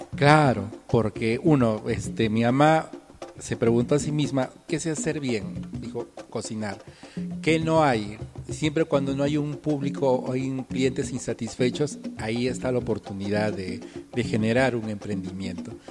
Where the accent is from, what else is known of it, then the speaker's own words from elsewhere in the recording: Tacna, Peru; nuestra cultura y todas las cosas de aquí de Tacna